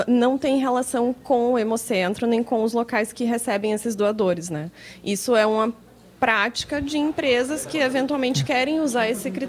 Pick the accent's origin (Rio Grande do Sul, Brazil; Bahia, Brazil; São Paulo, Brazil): Rio Grande do Sul, Brazil; Porto Alegre; Eu sou de Porto Alegre, Lomba do Pinheiro.